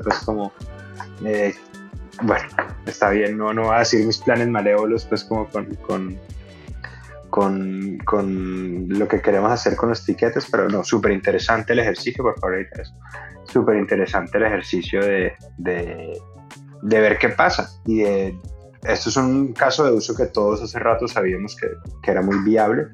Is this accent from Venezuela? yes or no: yes; Venezuela